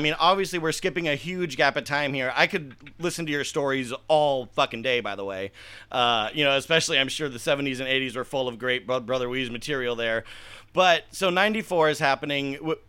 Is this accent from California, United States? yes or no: yes; California, United States; because I grew up in Southern California.